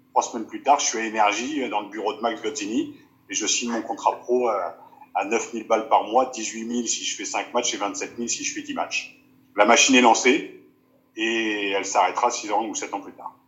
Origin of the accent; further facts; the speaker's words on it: Picardy, Hauts-de-France, France; moved away as an adult; Je suis originaire de Picardie